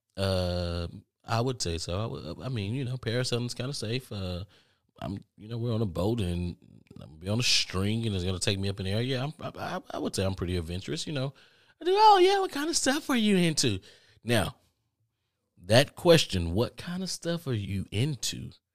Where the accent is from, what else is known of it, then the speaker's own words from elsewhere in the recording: United States; I'm from America, too